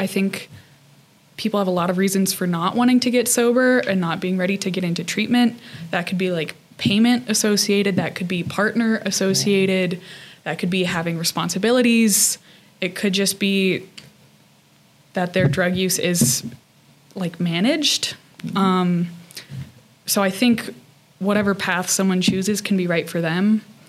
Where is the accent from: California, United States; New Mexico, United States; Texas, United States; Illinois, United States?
New Mexico, United States; now in Salt Lake City, United States; New Mexico.